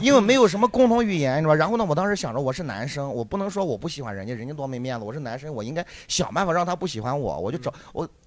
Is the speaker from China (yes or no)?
yes; Shandong, China; now in Hangzhou, China; 大家好，我是来自山东的脱口秀演员